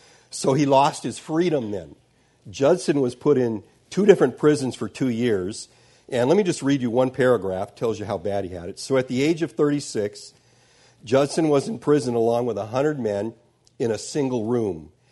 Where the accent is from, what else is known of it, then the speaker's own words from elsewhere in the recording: Sudan; born there; I was born in Sudan, my parents were missionaries, I grew up reading the missionary books.